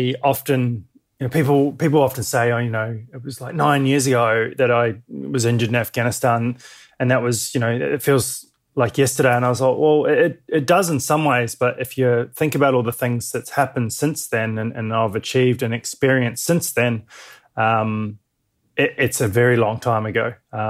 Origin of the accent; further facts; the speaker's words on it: New Zealand; also born or lived in Dunedin / Wanaka / Christchurch / Western Australia; I was born in New Zealand down in a place called Dunedin. We're living in the central Otago area of the South Island and then moved to Wanaka and then up to Christchurch and then moved over to Western Au